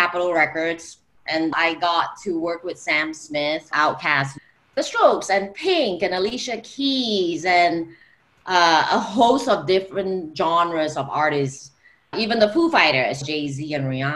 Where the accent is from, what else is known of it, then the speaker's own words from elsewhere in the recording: Singapore; moved away; I am originally from Singapore